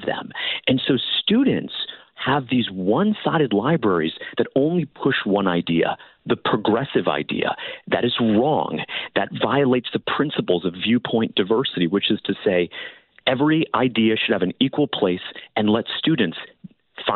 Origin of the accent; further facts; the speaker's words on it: Florida, United States; my home state of Florida